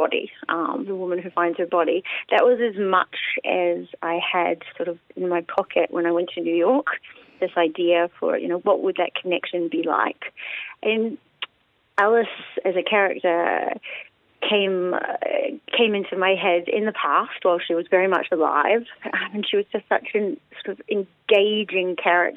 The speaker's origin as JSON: {"language": "English", "town": "Waitara", "region": "Taranaki", "country": "New Zealand", "tie": "born or raised there", "also_born_or_lived": "Melbourne, Australia", "moved": "as an adult", "said": "I am a Kiwi, born and bred in Waitara in Taranaki."}